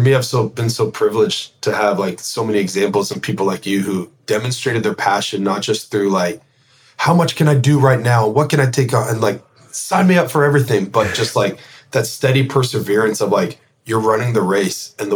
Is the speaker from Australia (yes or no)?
no; Canada; as a Canadian